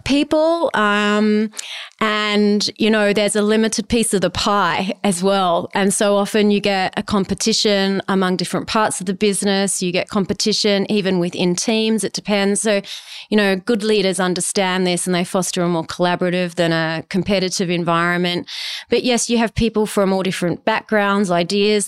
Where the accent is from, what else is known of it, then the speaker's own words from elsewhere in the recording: Adelaide, South Australia, Australia; also born or lived in Mount Gambier; I grew up in Adelaide